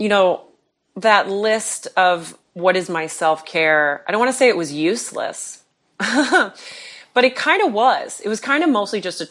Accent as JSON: {"language": "English", "town": "Chicago", "region": "Illinois", "country": "United States", "moved": "yes", "said": "I'm originally from Chicago"}